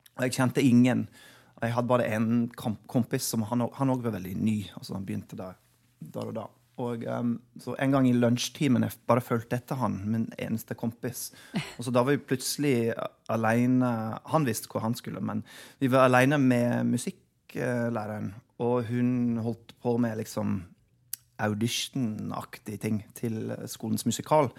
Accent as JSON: {"language": "Norwegian", "region": "Oklahoma", "country": "United States", "tie": "born or raised there", "also_born_or_lived": "Chicago / Wisconsin", "second_language": "Norwegian", "moved": "as an adult", "lives_now": "Norway", "said": "der jeg vokste opp. I Oklahoma"}